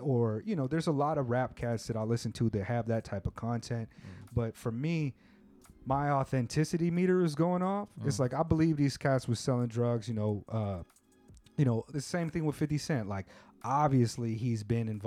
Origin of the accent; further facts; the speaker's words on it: West Coast, United States; I come from the West Coast